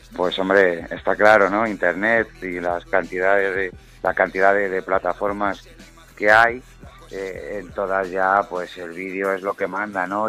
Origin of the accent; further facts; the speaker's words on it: Madrid, Community of Madrid, Spain; Todo lo que yo hablo creo que, que, es, muy madrileño y se nota mucho de donde soy